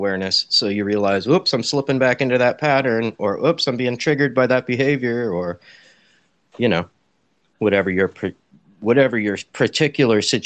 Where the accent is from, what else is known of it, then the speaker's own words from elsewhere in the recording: Santa Rosa, California, United States; Northern California, Sonoma County, the wine country, about an hour north of San Francisco. I'm in a town called Santa